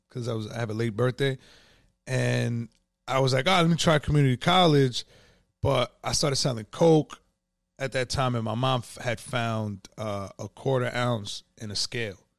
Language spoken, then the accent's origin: English; Yonkers, New York, United States; I was born and raised in Yonkers